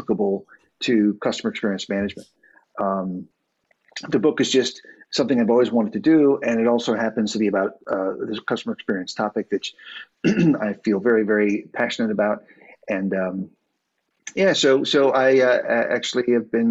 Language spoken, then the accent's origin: English; United States; moved away as an adult; now in Dublin, Ireland; I am an American living in Dublin now a few years